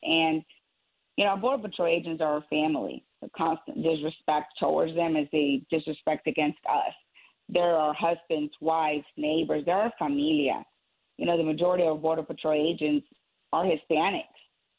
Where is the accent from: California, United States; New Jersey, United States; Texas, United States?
Texas, United States; San Benito; born or raised there; also born or lived in Burgos, Tamaulipas, Mexico